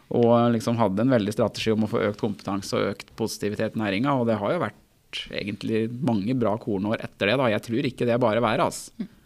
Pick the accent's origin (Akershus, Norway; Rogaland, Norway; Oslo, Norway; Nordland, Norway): Akershus, Norway; jeg er jo fra Akershus sjøl og er medlem i Akershus